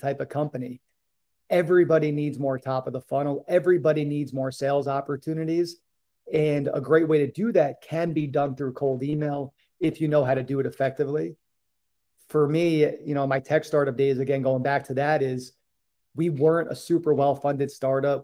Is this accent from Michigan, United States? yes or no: no; New York, United States; moved away as an adult; also born or lived in Boston / Hawaii; I grew up in New York